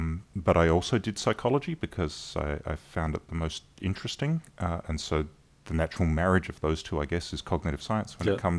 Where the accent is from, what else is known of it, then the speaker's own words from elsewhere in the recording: Adelaide, South Australia, Australia; moved away as an adult; now in Southern California, United States; So I was born and raised in Adelaide in South Australia.